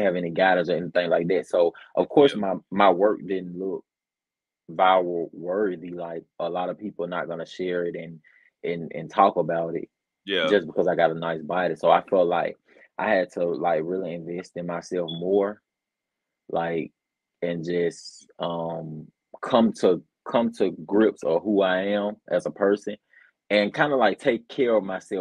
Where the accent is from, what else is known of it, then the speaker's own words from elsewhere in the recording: Birmingham, Alabama, United States; I'm from Birmingham, Alabama. That's where I was born and raised, and unfortunately, I still live here